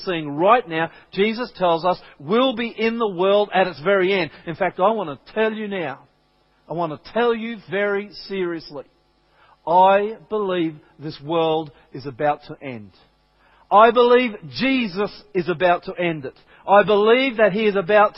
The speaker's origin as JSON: {"language": "English", "town": "Brisbane", "region": "Queensland", "country": "Australia", "moved": "yes", "said": "I'm a Queenslander, I'm originally from Brisbane"}